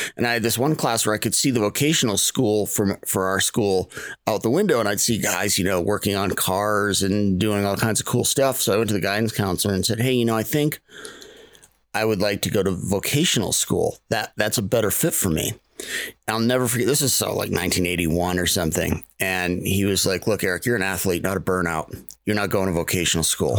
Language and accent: English; Maine, United States; I grew up in Maine